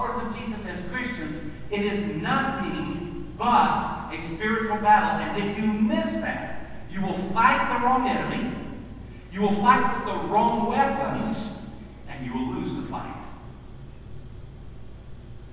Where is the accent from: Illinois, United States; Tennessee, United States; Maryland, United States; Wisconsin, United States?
Tennessee, United States; Middle; growing up in Middle Tennessee